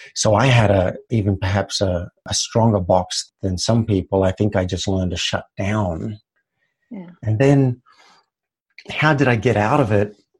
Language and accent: English; Australia; I grew up in Australia